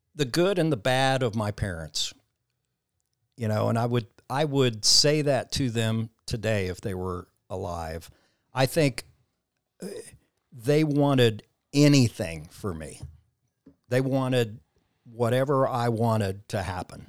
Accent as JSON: {"language": "English", "region": "Southwest Missouri", "country": "United States", "tie": "born or raised there", "moved": "yes", "lives_now": "Nashville, United States", "said": "Grew up on a farm in Southwest Missouri"}